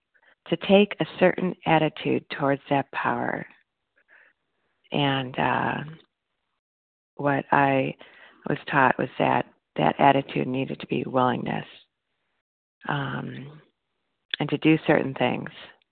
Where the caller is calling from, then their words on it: Illinois, United States; from Northwest Illinois.